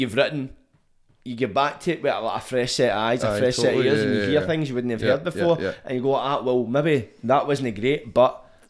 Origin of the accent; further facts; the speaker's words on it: Scotland, United Kingdom; I don't know if that's an internal thing with being Scottish